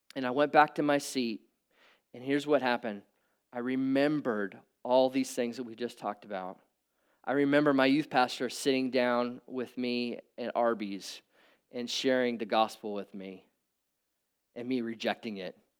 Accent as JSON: {"language": "English", "region": "Nebraska", "country": "United States", "tie": "born or raised there", "said": "I grew up in Nebraska."}